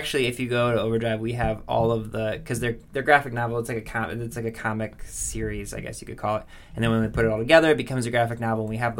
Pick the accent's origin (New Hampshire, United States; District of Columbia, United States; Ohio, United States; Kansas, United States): Ohio, United States; Lorain; where I grew up in Lorain, Ohio.